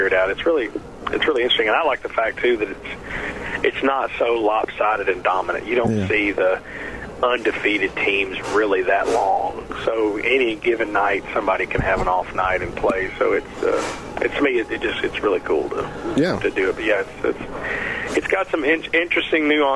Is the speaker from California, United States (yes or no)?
no; Kentucky, United States; I'm from Kentucky